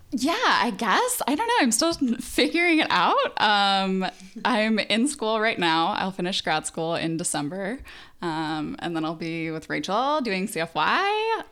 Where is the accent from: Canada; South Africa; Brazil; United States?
United States; Phoenix, Arizona; now in Los Angeles, United States; from Phoenix, Arizona